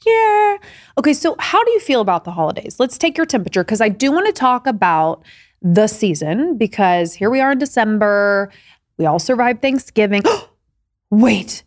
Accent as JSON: {"language": "English", "region": "Indiana", "country": "United States", "tie": "born or raised there", "said": "growing up in Indiana"}